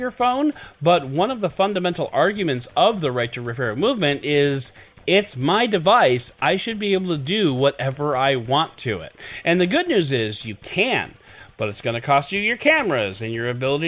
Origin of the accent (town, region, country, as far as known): Chicago, Illinois, United States; born or raised there